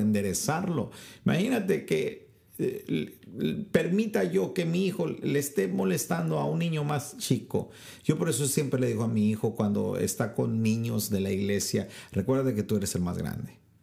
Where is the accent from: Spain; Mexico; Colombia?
Mexico; en mi país, México